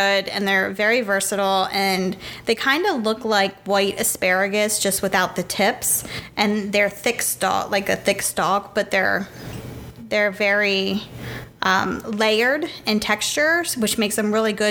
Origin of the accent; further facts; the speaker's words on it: Pennsylvania, United States; We're from Pennsylvania